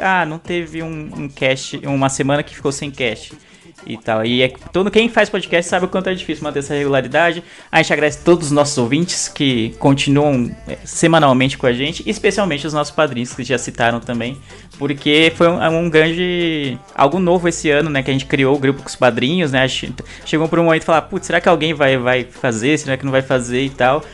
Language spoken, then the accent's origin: Portuguese; São Paulo, Brazil; eu, que sou nascido e criado em São Paulo